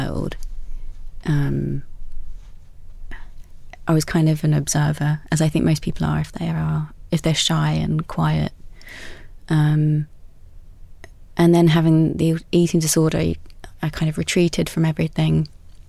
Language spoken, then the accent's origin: English; Essex, East of England, United Kingdom; I grew up in Essex by the sea